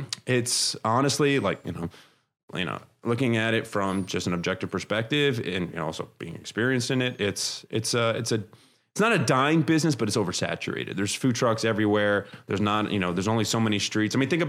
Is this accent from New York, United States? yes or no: yes; Brooklyn, New York, United States; moved away; my parents came from Lebanon. They immigrated over to New York. So I'm from Brooklyn originally.